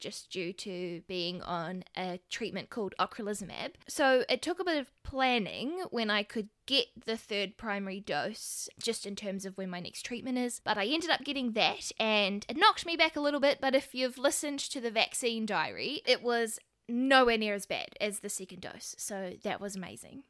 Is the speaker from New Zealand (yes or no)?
yes; New Zealand; accent: New Zealand; the beautiful country that I live in, which is New Zealand